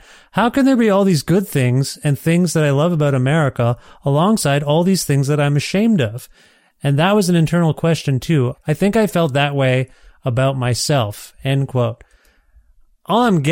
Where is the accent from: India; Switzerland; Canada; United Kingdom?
Canada; as a Canadian